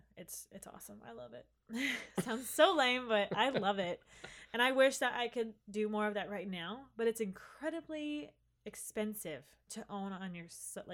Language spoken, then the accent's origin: English; Hoagland, Indiana, United States; But I mean, I was technically a freshman coming into a college that wasn't my hometown.